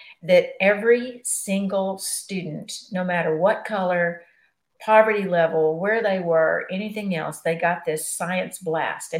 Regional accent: Corpus Christi, Texas, United States; I come from Corpus

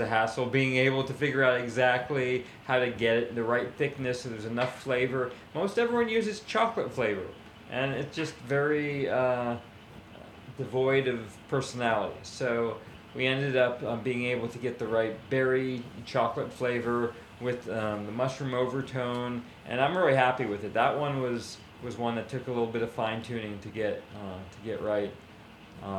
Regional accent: New York, United States; also born or lived in Hawaii; My parents took me to New York after 2 months old

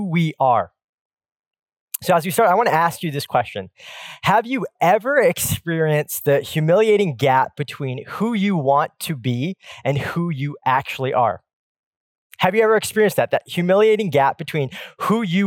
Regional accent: Pacific Northwest, United States; I grew up in the Pacific Northwest where the Seattle Supersonics ruled in the 90s

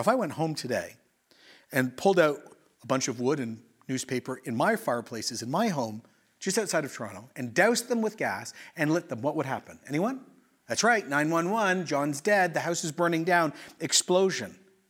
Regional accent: Quito, Pichincha, Ecuador; also born or lived in Oshawa, Canada; So I was born in Oshawa, but I grew up in Ecuador in the 80s, pre-internet.

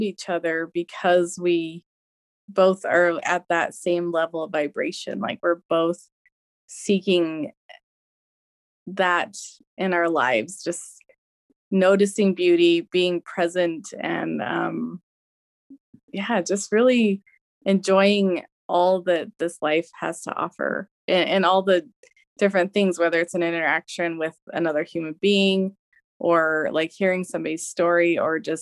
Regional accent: West Valley City, Utah, United States; also born or lived in Rexburg, Idaho / Pocatello, Idaho; I grew up in West Valley. I've lived here most of my life

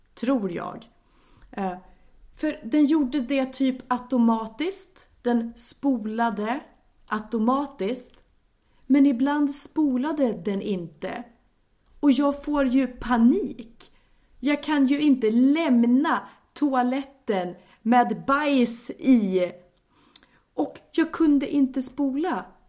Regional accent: Sweden; also born or lived in Japan; för mig som svensk

